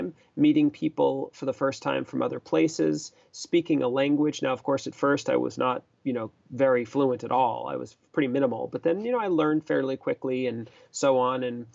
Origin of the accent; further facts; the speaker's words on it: Boston, Massachusetts, United States; I grew up in Boston, Massachusetts